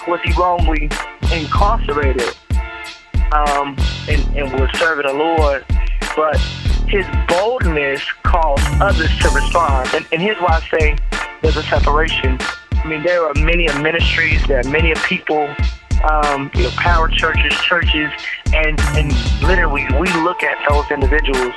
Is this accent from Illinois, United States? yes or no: no; Dallas, Texas, United States; moved away; also born or lived in Memphis, Tennessee; I was born and raised in Dallas, Texas.